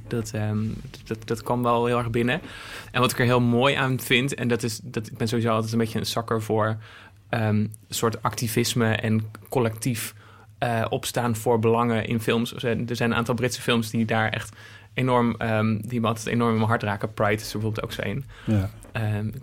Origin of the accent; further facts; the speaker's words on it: Apeldoorn, Gelderland, Netherlands; moved away as an adult; also born or lived in Zwolle; ik ben in Apeldoorn opgegroeid en ik ging in Zwolle studeren.